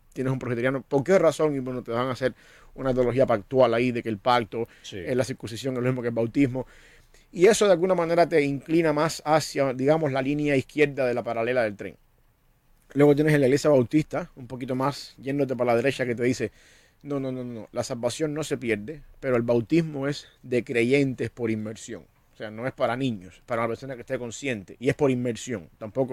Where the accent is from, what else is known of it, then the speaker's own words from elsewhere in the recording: Cuba; moved away; Yo soy cubano, yo entiendo que yo nací cubano